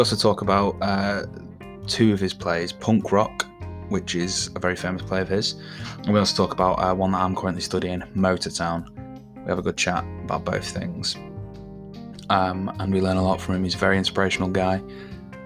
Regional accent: Manchester, North West England, United Kingdom; I'm from Manchester, so I know Stockport very well.

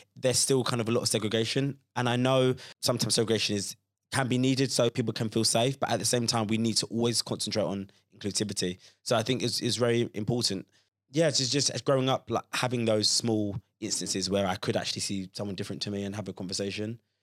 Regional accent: Croydon, London, United Kingdom; growing up in Croydon, which is very kind of multicultural and, and diverse

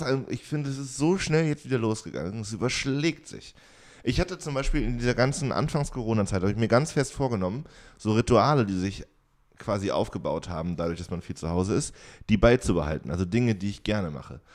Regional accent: Jena, Thuringia, Germany; now in Oldenburg, Germany; ich bin da ja komplett aufgewachsen

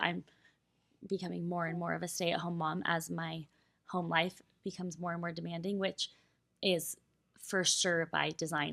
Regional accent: Colorado, United States; moved away; Colorado. Like, that is my home state. Those are my roots

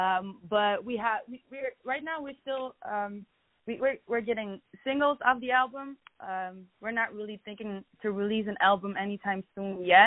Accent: Amsterdam, North Holland, Netherlands; moved away as an adult; now in Los Angeles, United States; I'm from Amsterdam originally. So I came to Los Angeles a few months ago.

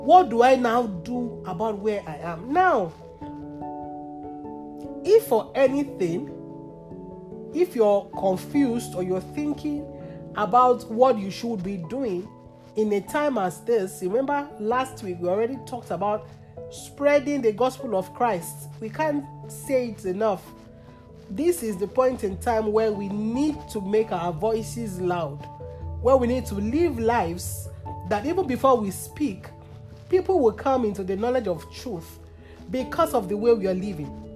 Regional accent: Nigeria; I am here for a reason, I am Nigerian for a reason

